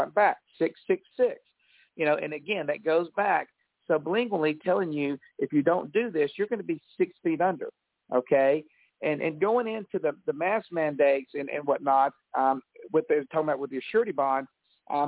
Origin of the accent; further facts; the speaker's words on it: Alabama, United States; I'm from Alabama